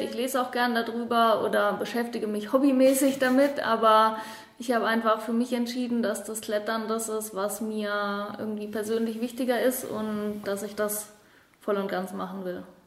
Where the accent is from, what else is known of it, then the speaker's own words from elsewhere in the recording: Heidelberg, Baden-Württemberg, Germany; also born or lived in Patagonia / Dolomites / Innsbruck; now in Allgäu, Germany; Ich komme ursprünglich aus Heidelberg